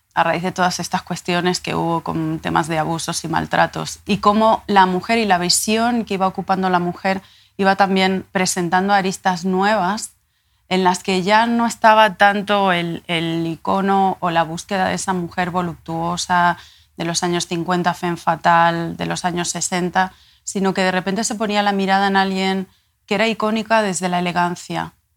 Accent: La Palma, Canary Islands, Spain; also born or lived in Tenerife; Yo nací en Tenerife y me crié en La Palma.

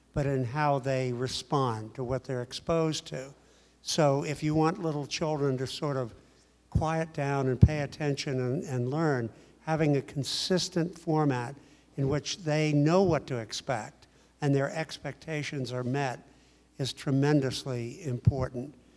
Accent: Pittsburgh, Pennsylvania, United States; I'm from Pittsburgh also

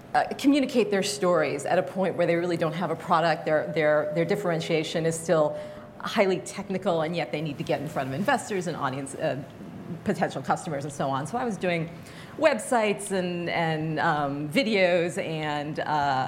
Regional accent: Fairbanks, Alaska, United States; moved away; I grew up in Fairbanks, Alaska

